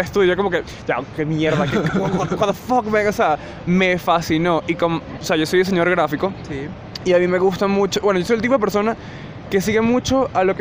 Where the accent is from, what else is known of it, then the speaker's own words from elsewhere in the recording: Venezuela; now in Colombia; Soy venezolano